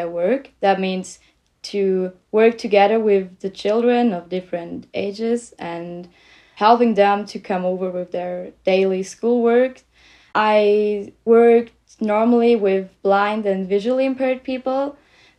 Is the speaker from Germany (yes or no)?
yes; Germany; also born or lived in Liège, Belgium; I'm 19 years old and I come from Germany